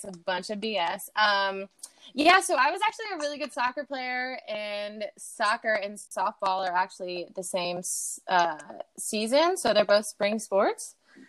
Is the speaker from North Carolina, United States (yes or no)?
yes; Clemmons, North Carolina, United States; accent: Southern twang; also born or lived in Florida; I was actually born in Florida, but I don't claim Florida. No offense to Florida. Yeah, I'm from Clemens, Carolina. And I went to, I guess, yeah, I grew up there, super Southern. I had such a bad twang back then